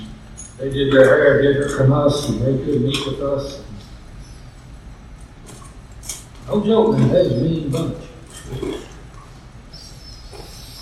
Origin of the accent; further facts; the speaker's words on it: Middle Tennessee, United States; I grew up in Middle Tennessee